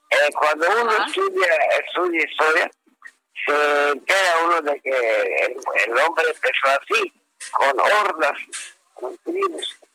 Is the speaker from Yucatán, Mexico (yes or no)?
yes; Yucatán, Mexico; yo, soy un yucateco que ya por origen tengo esa tranquilidad